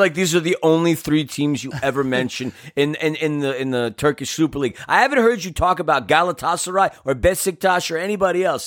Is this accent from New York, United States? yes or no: yes; New York City, New York, United States; now in Los Angeles, United States; growing up in New York, I didn't see a lot of these traditions, especially growing up in a que-, in a Jewish neighborhood in Queens.